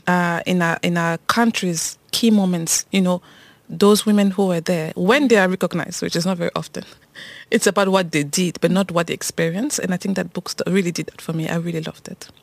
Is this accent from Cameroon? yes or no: yes; Cameroon; moved away; also born or lived in France; I grew up in Cameroon